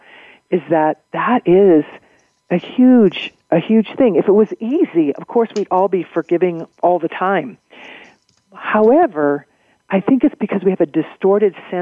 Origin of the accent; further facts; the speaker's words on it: Missouri, United States; I grew up in Missouri